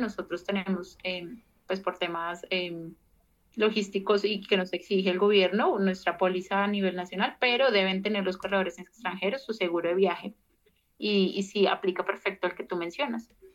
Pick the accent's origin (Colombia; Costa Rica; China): Colombia; soy colombiana